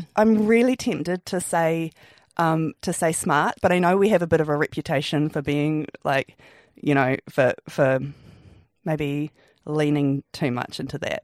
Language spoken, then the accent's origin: English; Wellington, New Zealand; I'm, I'm from Wellington. I grew up, grew up here with my family